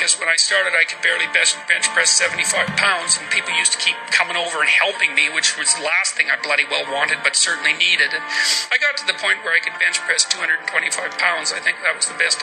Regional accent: Fairview, Alberta, Canada; born or raised there; moved away

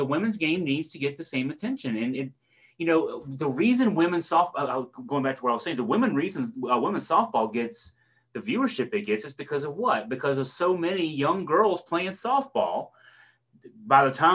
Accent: Augusta County, Virginia, United States; We didn't have youth soccer leagues in Augusta County when I grew up

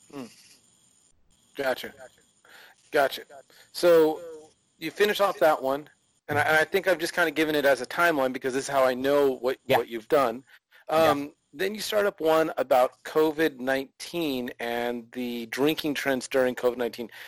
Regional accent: California, United States; now in Texas, United States; I come from California originally

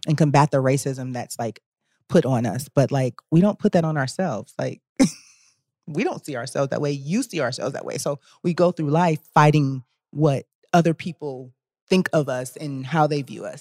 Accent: Cleveland, Ohio, United States; moved away; also born or lived in Washington, D.C.; I grew up in the Midwest and it was, like, always snowing in Cleveland.

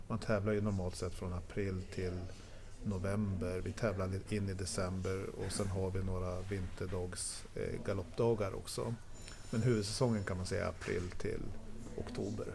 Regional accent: Norrland, Sweden; now in Stockholm, Sweden; Själv som norrlänning

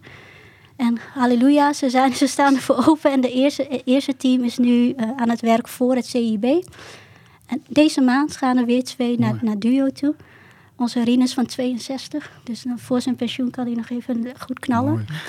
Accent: Southeast Drenthe, Netherlands; ik kom ook uit Zuidoost-Drenthe

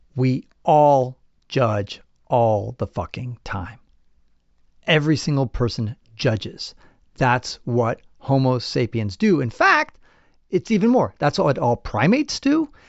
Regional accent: United States; my mom is from Chile, my dad's French, and I was born in the United States

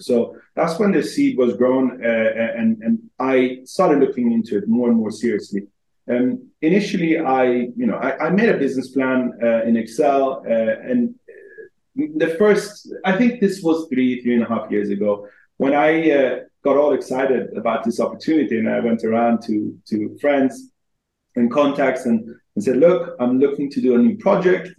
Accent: Helsingborg, Skåne, Sweden; moved away as an adult; also born or lived in Iran; now in London, United Kingdom; I am originally Iranian, but I grew up in Sweden since uh, the age of two

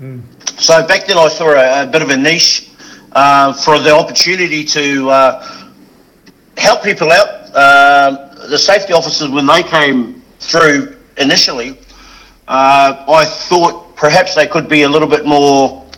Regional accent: New Zealand; moved away as an adult; now in Australia; The hard thing, I guess, was coming from New Zealand is understanding the Aussie humour.

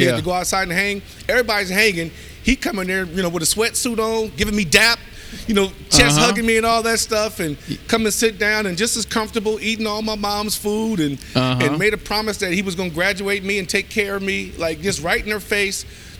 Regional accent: Long Beach, California, United States; moved away; I grew up in Long Beach, California. We had gangs

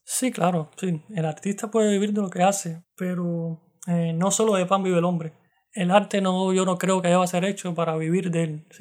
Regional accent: Cuba; moved away as an adult; un cubano tocando citar

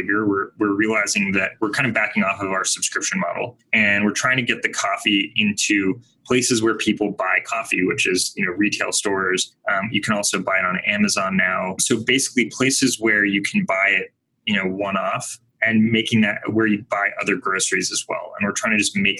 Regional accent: Bay Area, California, United States; I grew up in the Bay Area

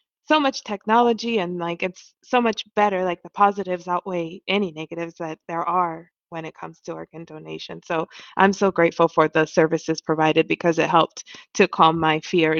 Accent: DR Congo; also born or lived in Ohio; now in New York, United States; I'm originally from Congo

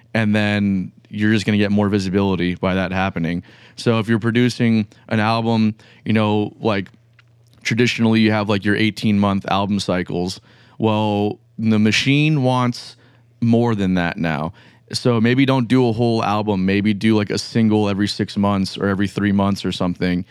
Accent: Pembroke Pines, Florida, United States; now in Jacksonville, United States; I'm from, like, Pembroke Pines

